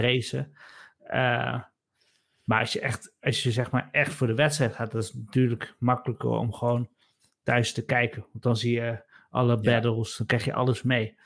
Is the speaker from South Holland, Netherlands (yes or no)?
no; Nijmegen, Gelderland, Netherlands; wij komen zelf allebei uit Nijmegen.